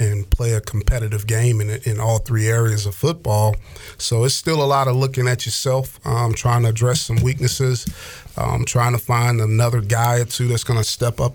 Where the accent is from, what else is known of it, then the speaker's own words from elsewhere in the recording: the South, United States; growing up in the South